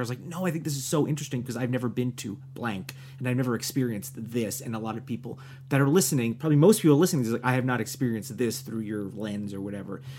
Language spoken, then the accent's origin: English; New Jersey, United States; moved away; also born or lived in New York; I'm from New Jersey